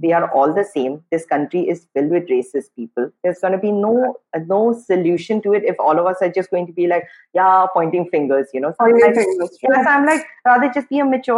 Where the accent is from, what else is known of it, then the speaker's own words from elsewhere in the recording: Guwahati, Assam, India; moved away as an adult; also born or lived in Imphal, Manipur; now in Mumbai, India; I grew up in Guwahati.